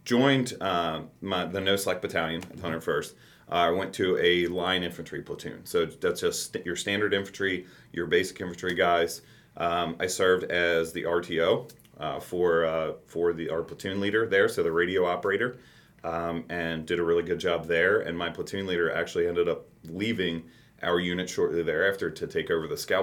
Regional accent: Campbell County, Northern Kentucky, United States; also born or lived in Alaska / Texas; Northern Kentucky, born and raised in Campbell County

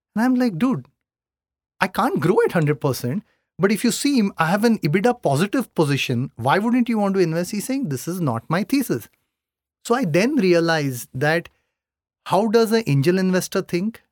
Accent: Mumbai, Maharashtra, India; I come from Bombay

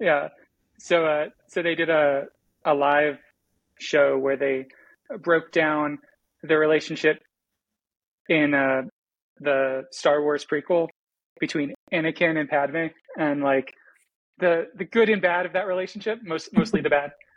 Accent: Florida, United States; I took seven years of Spanish because I grew up in Florida

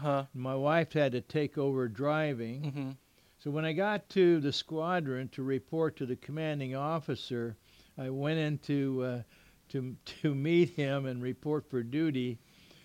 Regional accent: Miami, Florida, United States; moved away as an adult; also born or lived in Westover, Massachusetts; now in Southern California, United States; born and raised in Miami

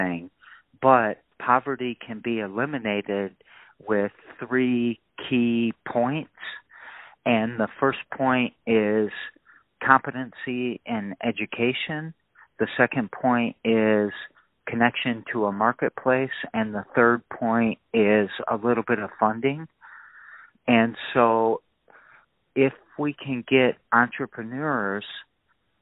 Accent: Lansing, Michigan, United States; I was raised in Lansing

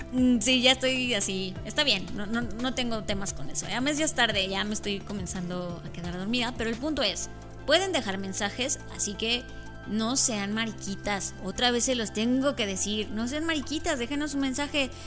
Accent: Mexico; como los mexicanos somos

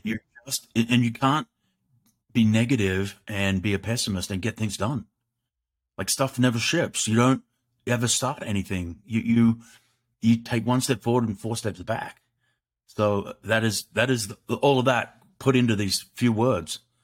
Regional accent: Australia; growing up in Australia, which is a great country

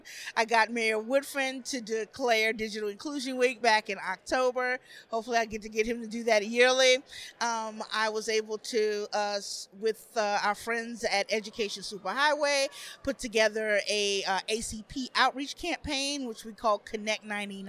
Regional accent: Atlanta, Georgia, United States; moved away as an adult; now in Birmingham, United States; I'm from Metro Atlanta

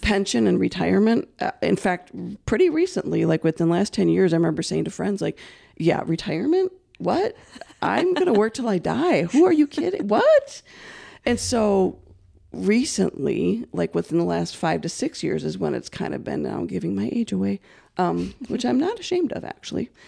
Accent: Saint Paul, Minnesota, United States; also born or lived in River Falls, Wisconsin / Hudson / White Bear Lake / Centerville; I've always been born and raised in Saint Paul

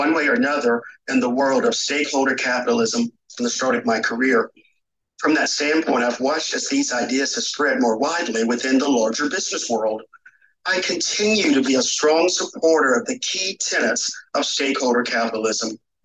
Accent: North Carolina, United States; moved away; I am from North Carolina, where I grew up and still like calling it home.

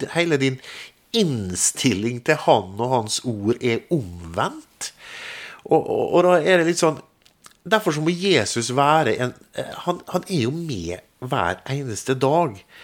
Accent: Molde, Møre og Romsdal, Norway; Jeg kommer jo fra Molde, født og oppvokst

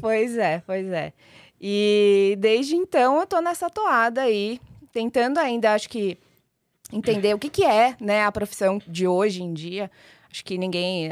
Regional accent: São Paulo, Brazil; also born or lived in Maringá, Paraná; eu sou uma maringaense, nasci em Maringá, mas só nasci. É. Vim muito, muito nova para São Paulo, então sou só de nascença e paulista de vivência

